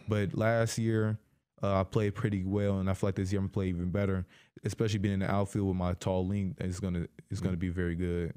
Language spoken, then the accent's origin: English; Decatur, Illinois, United States; I grew up in Decatur my whole life